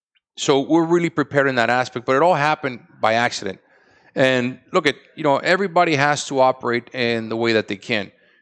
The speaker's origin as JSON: {"language": "English", "town": "Tampa", "region": "Florida", "country": "United States", "tie": "born or raised there", "said": "You know, we grew up in Tampa. We grew up in different places."}